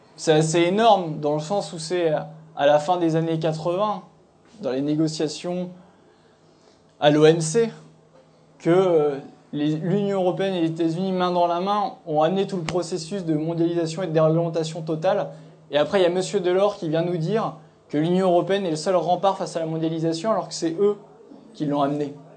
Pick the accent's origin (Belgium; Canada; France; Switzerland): France; Nièvre, Bourgogne-Franche-Comté; je viens de la Nièvre